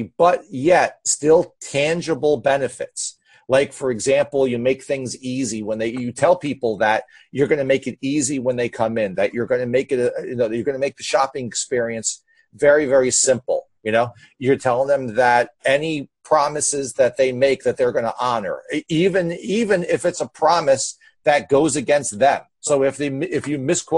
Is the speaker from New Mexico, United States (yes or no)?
no; New Jersey, United States; I'm from Jersey